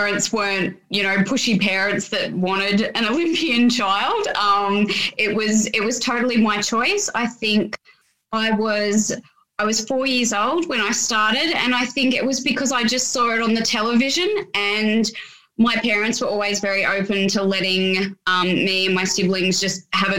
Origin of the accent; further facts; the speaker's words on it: Sydney, New South Wales, Australia; I grew up in the Sutherland Shire